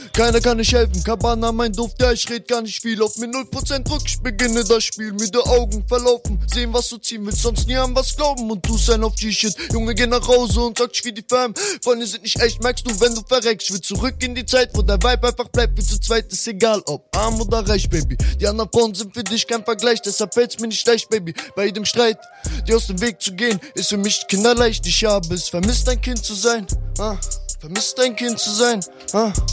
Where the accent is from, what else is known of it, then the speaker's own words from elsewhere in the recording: Salzgitter, Lower Saxony, Germany; ich komme aus Lemschepp